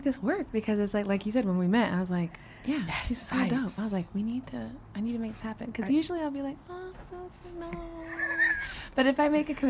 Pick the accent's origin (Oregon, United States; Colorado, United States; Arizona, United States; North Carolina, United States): Arizona, United States; Phoenix; I was born and raised in Phoenix.